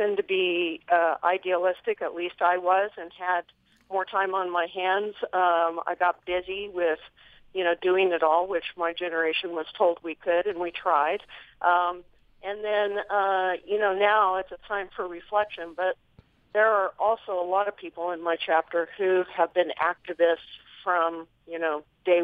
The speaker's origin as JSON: {"language": "English", "country": "United States", "tie": "born or raised there", "also_born_or_lived": "New Mexico / Colorado / San Diego", "moved": "as an adult", "lives_now": "Central Oregon, United States", "said": "I grew up in New Mexico and Colorado in a hunting family"}